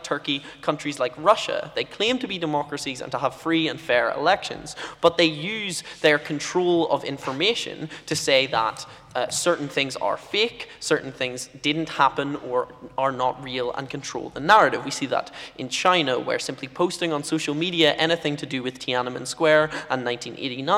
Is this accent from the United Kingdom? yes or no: yes; United Kingdom; as a British person with a funny accent